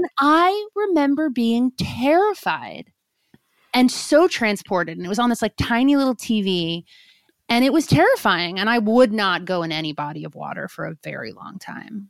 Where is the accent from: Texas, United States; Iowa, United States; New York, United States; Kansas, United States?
New York, United States; I grew up in New York, too